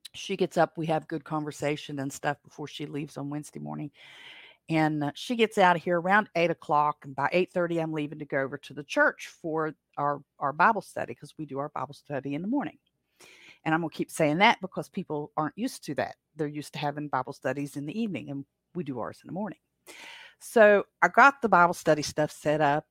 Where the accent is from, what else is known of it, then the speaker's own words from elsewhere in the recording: Appalachia, United States; I am from the Appalachians